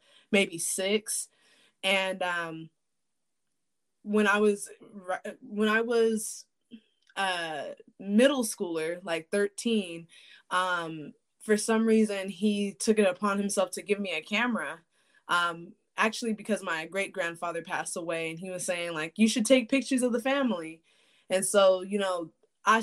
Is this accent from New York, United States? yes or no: no; Shreveport, Louisiana, United States; also born or lived in San Diego, California; now in Phoenix, Arizona, United States; Born and raised in Shreveport, Louisiana